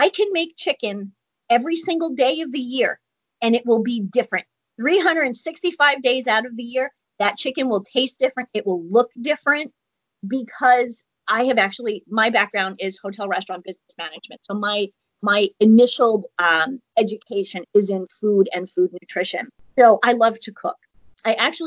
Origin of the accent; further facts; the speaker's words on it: New York, United States; I'm from New York too